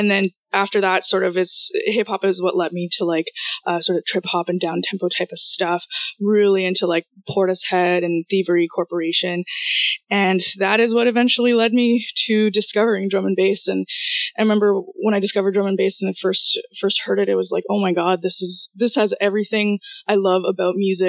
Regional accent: Toronto, Ontario, Canada; first language Russian; also born or lived in Kyiv, Ukraine / Israel; I'm actually from Ukraine, from Kiev in Ukraine. Came to Canada with my mom when I was around 4, so pretty much grew up here, but spoke Russian in the house

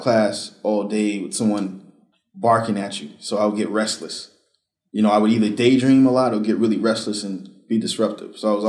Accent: Boston, Massachusetts, United States; also born or lived in Selma, Alabama; that's where I was born. And I lived in Southern Alabama until I was about in grade school. And then I moved here to the miserable neighborhood of Roxbury when I was five during the Reagan administration.

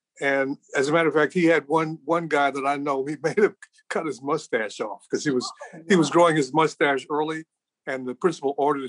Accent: Chicago, Illinois, United States; also born or lived in Brooklyn, New York; I was born in Brooklyn. My mother was a single parent at the time, and she worked in Washington, D.C., and then she came to work in Chicago, and she loved this city.

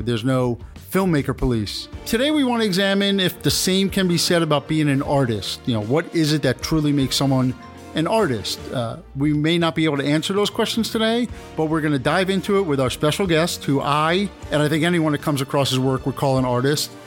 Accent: New York, United States; we're from New York, big New York Yankees fans

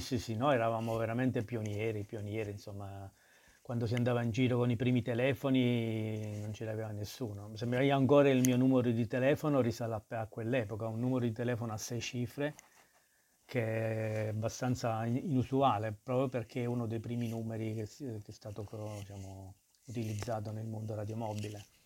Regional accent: Naples, Campania, Italy; moved away as an adult; now in Milan, Italy; crescere a Napoli, io sono cresciuto per la strada

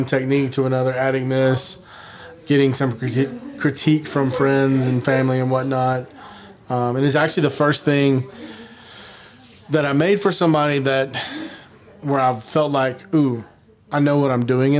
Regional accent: the South, United States; I'm born and raised in the South.

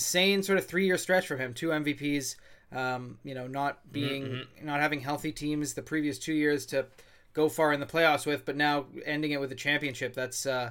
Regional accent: Canada; like as Canadian fans

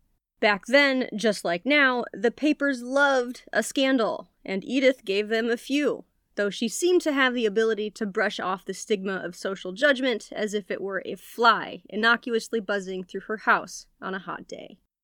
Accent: Michigan, United States; accent: Michigan; my Michigan accent wins out

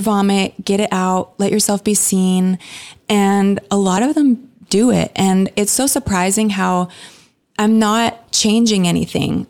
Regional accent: Canada; moved away as an adult; now in Redding, United States; I grew up in Canada

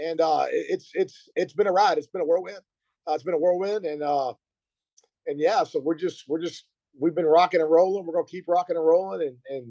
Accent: Burkburnett, Texas, United States; also born or lived in Kansas / Virginia; I'm from a small town in North Texas, Burke Burnett.

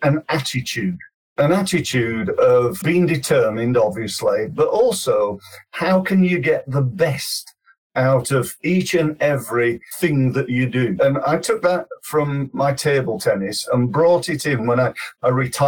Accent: Sheffield, Yorkshire and the Humber, United Kingdom; I come from Sheffield originally, and being a young boy in Sheffield, we did okay.

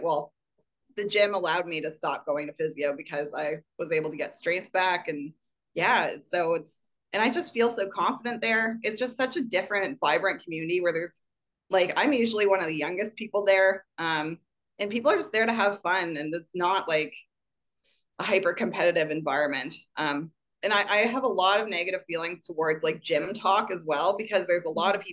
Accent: Canada; as a Canadian

